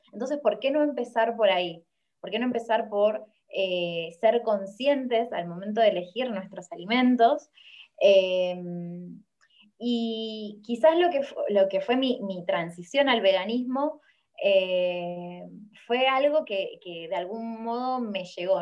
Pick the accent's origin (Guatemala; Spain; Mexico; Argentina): Argentina; Rosario, Santa Fe; soy de Rosario, en Argentina